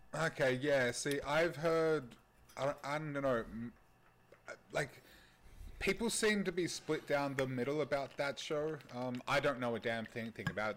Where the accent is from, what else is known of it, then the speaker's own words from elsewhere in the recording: Australia; as an Australian